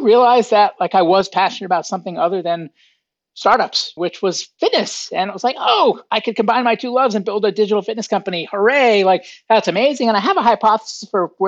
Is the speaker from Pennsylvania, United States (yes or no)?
no; Boston, Massachusetts, United States; I grew up outside of Boston, Massachusetts in the United States.